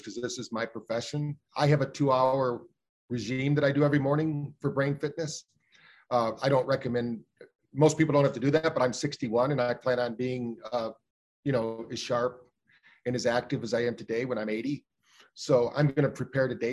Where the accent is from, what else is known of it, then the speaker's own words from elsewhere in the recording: Battle Creek, Michigan, United States; We grew up in Battle Creek, Michigan, where the first health food store in America was